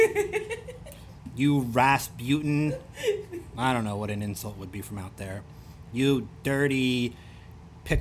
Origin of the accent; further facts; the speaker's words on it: Baltimore, Maryland, United States; accent: Baltimore; With my strong accent from Baltimore. My Baltimore accent.